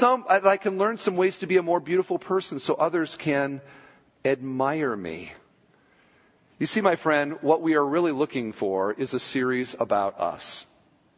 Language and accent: English; United States; We're so American.